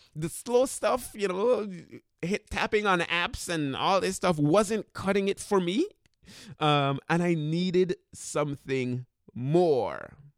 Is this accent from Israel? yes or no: no; Sint Maarten; moved away; I went to high school in Saint Martin, and in the high school that I went to in Saint Martin, we had to take languages.